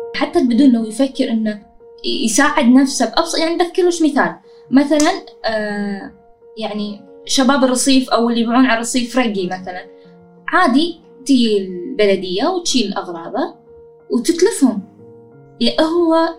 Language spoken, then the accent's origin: Arabic; Kuwait; أنا بشكل عام البدون